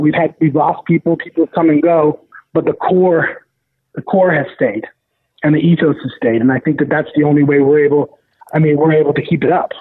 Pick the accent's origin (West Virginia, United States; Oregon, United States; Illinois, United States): Oregon, United States; Portland; moved away as an adult; also born or lived in San Francisco; I'm from Portland, Oregon